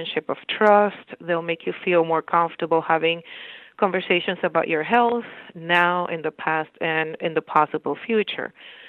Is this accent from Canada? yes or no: no; Dominican Republic; moved away as an adult; also born or lived in Bronx, New York, United States; now in Bridgeport, United States; I'm originally from the Dominican Republic. I went to school in the Dominican Republic